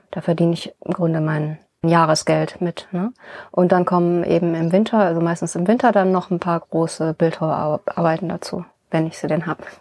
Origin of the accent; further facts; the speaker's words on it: Bonn, North Rhine-Westphalia, Germany; born there; Also in Bonn bin ich geboren und dann bin ich ein bisschen durch Deutschland gereist. Verschiedene Wohnorte hatte ich da und äh, zuletzt war ich dann in Neuss.